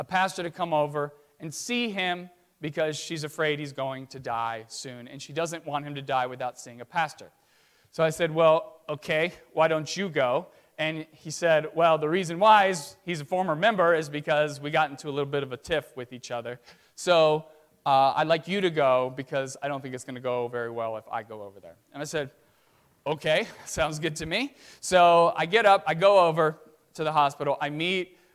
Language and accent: English; Virginia, United States; now in Arlington Heights, United States; I'm from Virginia originally, and I grew up